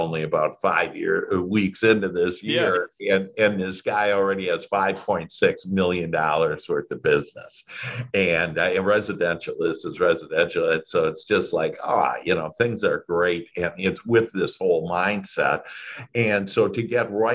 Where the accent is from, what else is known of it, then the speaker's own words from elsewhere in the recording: Wisconsin, United States; moved away as an adult; now in Dallas, United States; I was born in Wisconsin, and that's where that accent maybe you catch is there.